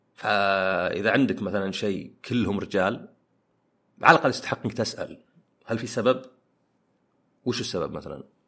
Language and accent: Arabic; Saudi Arabia; أنا سعودي وعربي